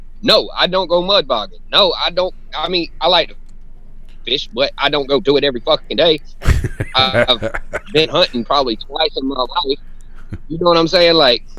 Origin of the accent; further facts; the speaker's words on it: Darlington, South Carolina, United States; I grew up in Darlington, South Carolina